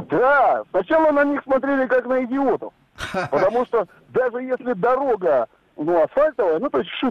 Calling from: Murmansk, Murmansk Oblast, Russia; Да, да, да, я еду. Я из Мурманска, здравствуйте.

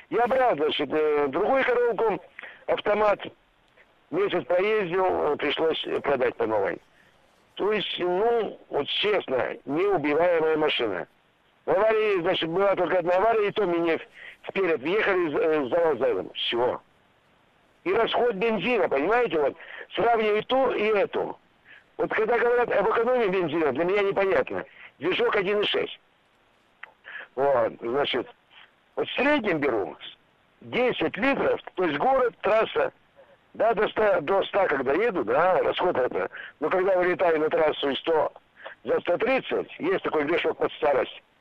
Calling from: Tyumen, Tyumen Oblast, Russia; я Не из Мурманска, а с Тюмени.

